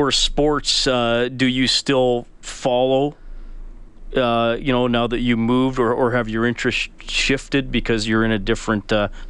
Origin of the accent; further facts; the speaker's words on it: Evansburg, Alberta, Canada; I grew up in Evansburg.